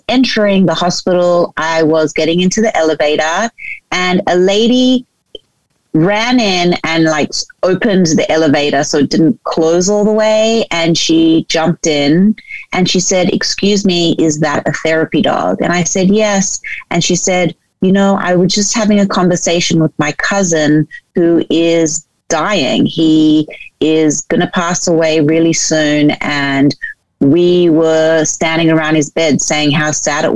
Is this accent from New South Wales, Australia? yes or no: yes; Sydney, New South Wales, Australia; moved away as an adult; also born or lived in New York, United States; I grew up in Sydney, Australia, but lived in New York for 10 years.